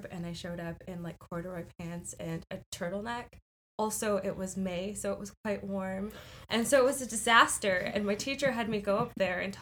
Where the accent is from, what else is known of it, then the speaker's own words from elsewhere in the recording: Canada; I am from Canada